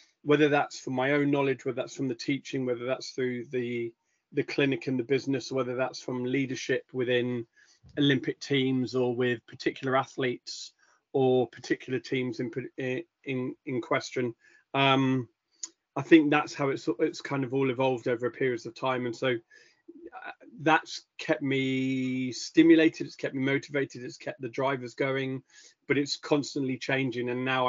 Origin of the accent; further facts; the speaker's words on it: Epsom, South East England, United Kingdom; also born or lived in Caribbean / London; I grew up in London/Surrey, so in and around the Epsom area, and Wimbledon area, went to school down that way